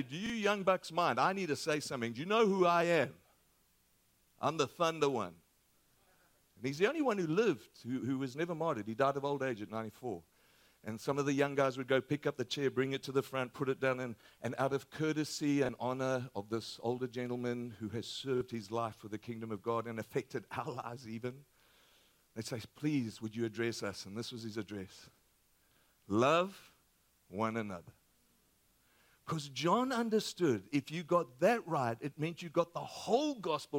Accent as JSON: {"language": "English", "country": "Australia", "moved": "yes", "said": "my accent is a little different. We're from Australia."}